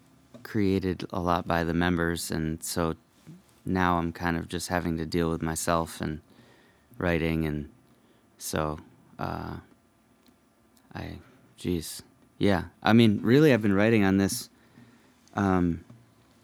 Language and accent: English; Connecticut, United States; now in Vermont, United States; I grew up in Connecticut